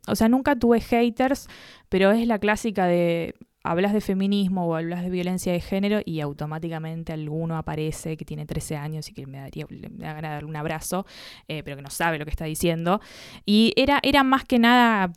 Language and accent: Spanish; Buenos Aires, Argentina; porteñísima, porteñísima. Nací en Santa Fe y Puerredón, una cosa asquerosamente cheta